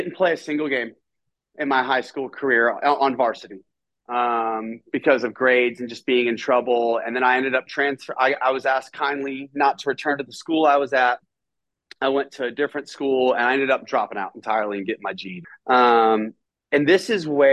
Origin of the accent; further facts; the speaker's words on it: Nashville, Tennessee, United States; I grew up, I'm from Nashville, Tennessee. And I grew up in a home